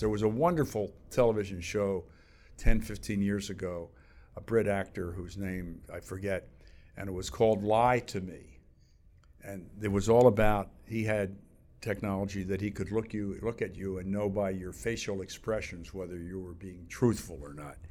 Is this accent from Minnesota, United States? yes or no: no; outside Philadelphia, Pennsylvania, United States; moved away as an adult; also born or lived in New York; I grew up outside Philadelphia.